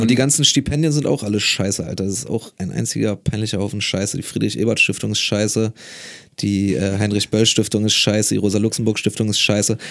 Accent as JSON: {"language": "German", "region": "Berlin", "country": "Germany", "also_born_or_lived": "Marburg", "said": "in Berlin als Berliner"}